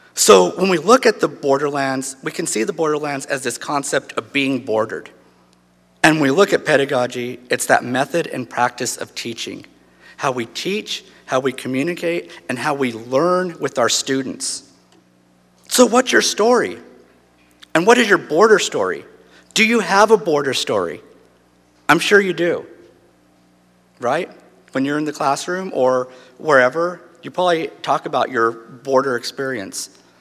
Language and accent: English; Portales, New Mexico, United States; I'm from Portales, New Mexico, born and raised.